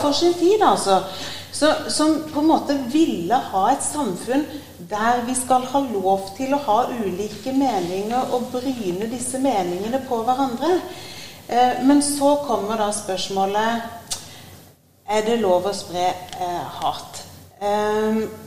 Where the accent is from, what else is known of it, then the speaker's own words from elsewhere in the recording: Sørlandet, Norway; now in Sarpsborg, Norway; Jeg vokste opp eh, på Sørlandet